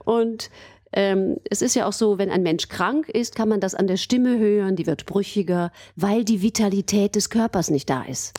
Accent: Aachen, North Rhine-Westphalia, Germany; moved away as an adult; also born or lived in Cologne / Vienna / Freiburg; ich bin gebürtige Aachenerin und habe äh, eben meine Kindheit in Aachen verbracht

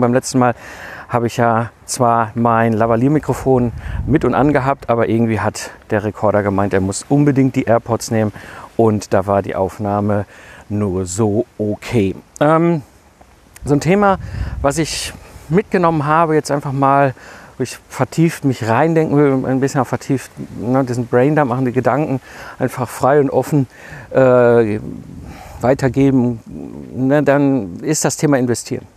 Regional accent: Ruhr area, North Rhine-Westphalia, Germany; komme ich ja aus dem Ruhrpott zwischen Kohl und Stahl groß geworden in den 80er und 90er Jahren

